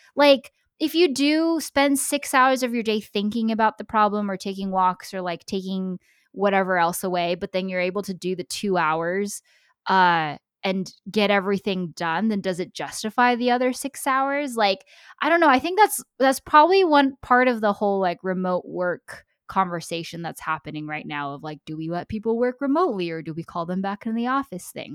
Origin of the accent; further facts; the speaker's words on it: United States; I'm American